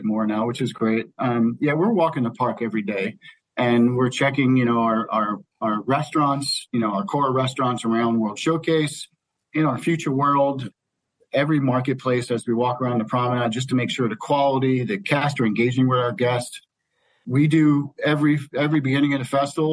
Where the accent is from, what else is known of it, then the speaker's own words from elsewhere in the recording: New Jersey, United States; moved away; I grew up in New Jersey